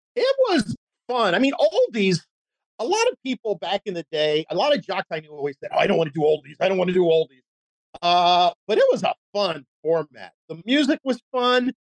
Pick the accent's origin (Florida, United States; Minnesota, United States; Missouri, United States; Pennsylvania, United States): Pennsylvania, United States; Philadelphia; also born or lived in New York / Seattle; now in Orlando, United States; I grew up in Philadelphia and there was very little country music there